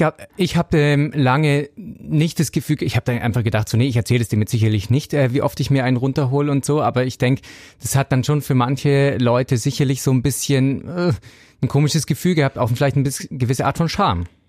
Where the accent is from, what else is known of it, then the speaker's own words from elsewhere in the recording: Southern Bavaria, Germany; ich komme aus Südbayern, streng katholisch